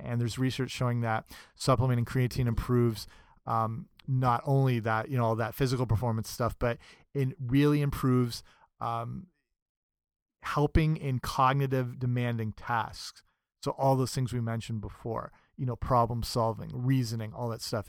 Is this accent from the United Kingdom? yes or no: yes; England, United Kingdom; I'm English and grew up in England